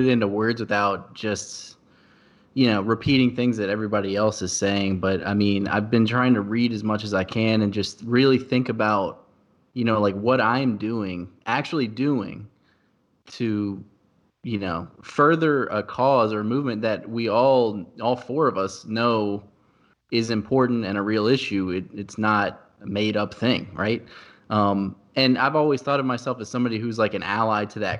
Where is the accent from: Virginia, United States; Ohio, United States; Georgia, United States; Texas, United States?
Virginia, United States; Louisa County; I grew up in Louisa County